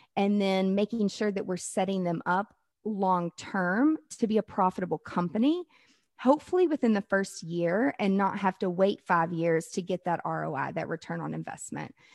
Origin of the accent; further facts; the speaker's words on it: the South, United States; I'm from the South